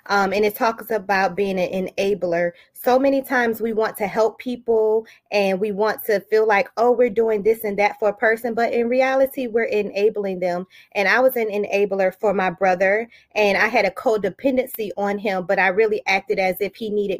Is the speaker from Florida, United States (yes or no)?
yes; Daytona Beach, Florida, United States; also born or lived in Detroit, Michigan; now in Chesapeake, United States; I have roots in Detroit, Michigan, but I am from Daytona Beach, Florida, and I currently reside in Chesapeake, Virginia